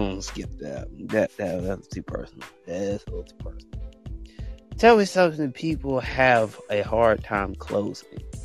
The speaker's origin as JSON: {"language": "English", "country": "United States", "said": "I'm American"}